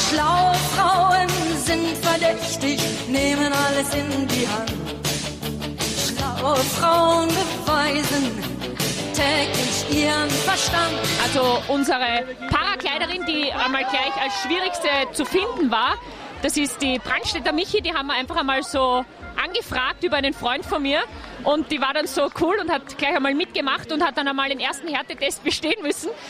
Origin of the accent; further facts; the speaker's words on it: Kitzbühel, Tyrol, Austria; vom Special Book Team. Wir sind aus Kitzbühel.